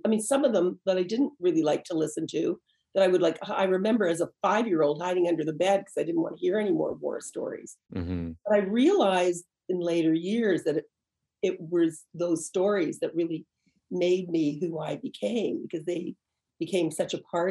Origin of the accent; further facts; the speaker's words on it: Canada; growing up in Canada